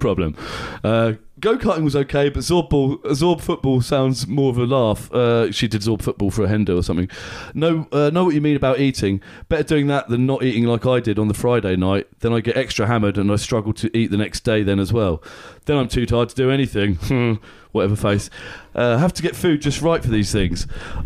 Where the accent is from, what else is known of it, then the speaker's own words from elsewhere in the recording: Aylesbury, South East England, United Kingdom; also born or lived in Watford / Tring; I was born in Watford. They moved to Tring when I was a baby, then to Weston Turville, a village just outside of Aylesbury